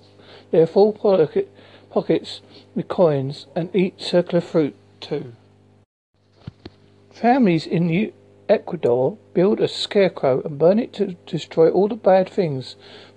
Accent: Essex, East of England, United Kingdom; moved away as an adult; now in Devon, United Kingdom; I'm originally from Essex in England

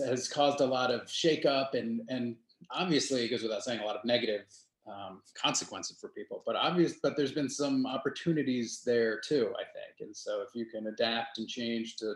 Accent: Lancaster, Pennsylvania, United States; moved away as an adult; also born or lived in Richmond, Virginia; I grew up in Lancaster, Pennsylvania, home of the Amish

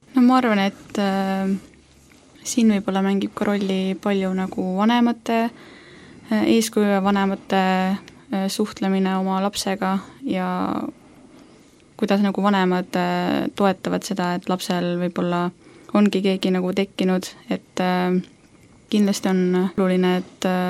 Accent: Saare County, Estonia; now in Tallinn, Estonia; olen siis äh, sündinud ja kasvanud üles Saaremaal

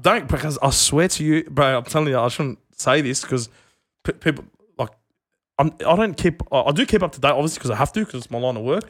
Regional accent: Merrylands, New South Wales, Australia; I'm not from Belmore, I'm from Maryland

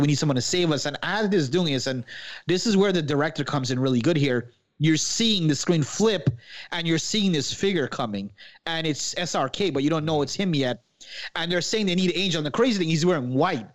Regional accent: Guyana; I'm Guyanese, but we have Indian, like, ancestry

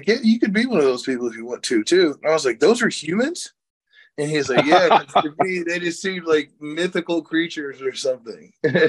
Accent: Boonville, Missouri, United States; also born or lived in Sacramento, California; We spent most of our time in Boonville, Missouri, and in Sacramento, California. We moved from Boonville to Sacramento. Parents were in the military.

